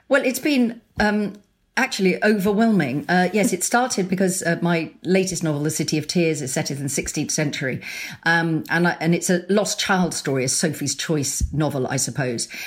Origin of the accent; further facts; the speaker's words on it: Sussex, South East England, United Kingdom; also born or lived in London; we moved from London back to where we grew up in Sussex